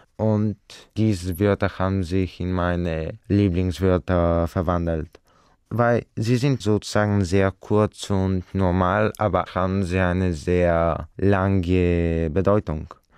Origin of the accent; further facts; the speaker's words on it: Bulgaria; German is a second language; ich komme aus Bulgarien